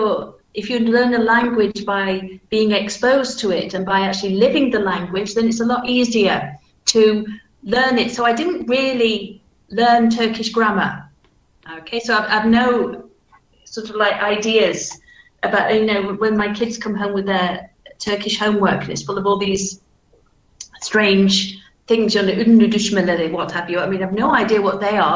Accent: Manchester, North West England, United Kingdom; accent: Manchester; So my accent is very standardized, but you can still tell that it's from Manchester, though, because my vowel sounds, for example, are flat.

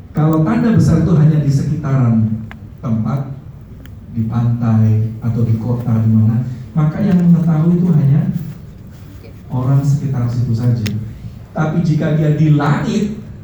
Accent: Java, Indonesia; kita orang Jawa bilang eman-eman

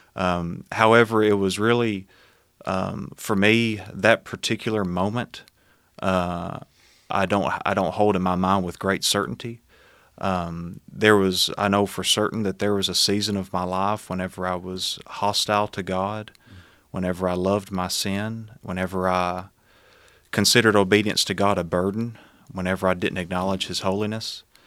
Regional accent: Smithville, Tennessee, United States; born and raised in Smithville, uh, Tennessee. Um, have lived all my life there, uh, still live there

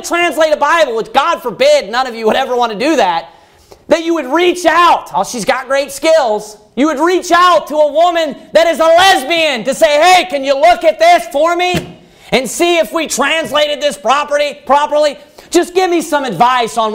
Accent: United States; Americans don't normally leave the United States because we live in a very prosperous place

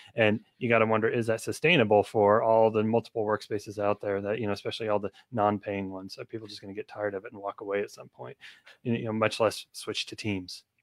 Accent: United States; I'm an American citizen

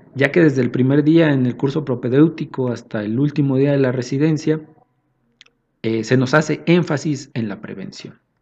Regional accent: Mexico City, Mexico; somos de acá de la Ciudad de México

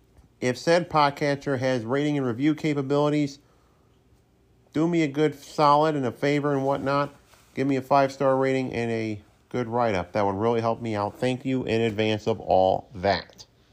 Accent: Saratoga Springs, New York, United States; my hometown of Saratoga Springs, New York

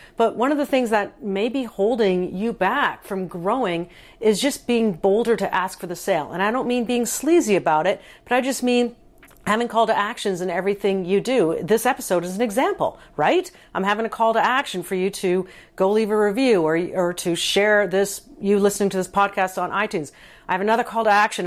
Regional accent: Canada; I am a Canadian

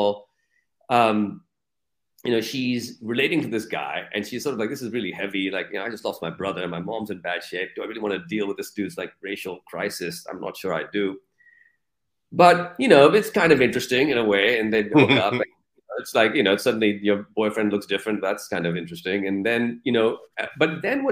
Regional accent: Pakistan; also born or lived in United States; in Pakistan, I'm just Pakistani

